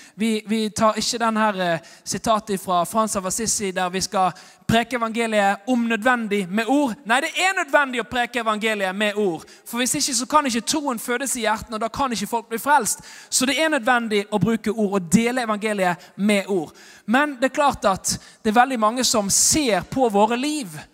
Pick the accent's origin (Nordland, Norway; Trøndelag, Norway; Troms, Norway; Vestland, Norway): Vestland, Norway; Bergen; jeg er bergenser og evangelist